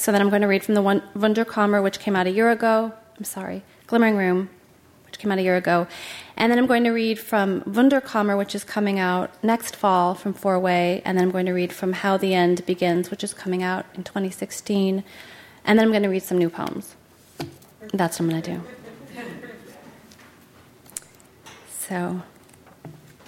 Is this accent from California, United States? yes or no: yes; Aptos, California, United States; being from Aptos